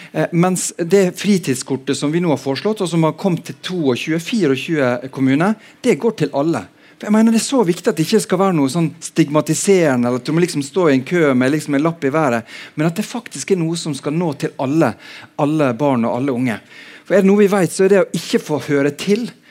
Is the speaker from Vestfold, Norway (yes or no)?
no; Sunnmøre, Møre og Romsdal, Norway; moved away as an adult; also born or lived in Bergen, Norway; now in Oslo, Norway; jeg har vokst opp på Sunnmøre, men har bodd mesteparten av eh, voksenlivet her i Bergen